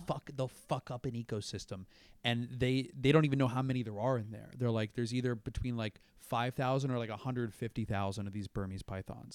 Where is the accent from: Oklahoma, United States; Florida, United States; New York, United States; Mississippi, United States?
Florida, United States; Brandon; moved away; I'm from, like, a town called Brandon, Florida